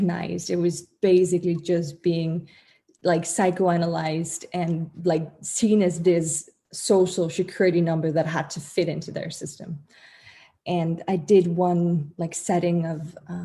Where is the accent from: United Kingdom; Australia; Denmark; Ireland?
Denmark; I'm from Denmark